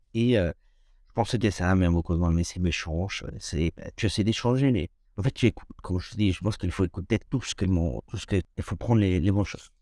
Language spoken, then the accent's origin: French; Toluca, State of Mexico, Mexico; French is a second language; moved away as an adult; now in France; je viens du centre du Mexique